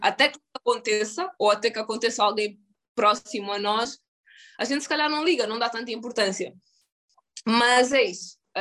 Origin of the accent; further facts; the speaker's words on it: Luanda, Luanda Province, Angola; moved away as an adult; also born or lived in United States; Em relação à minha infância em Angola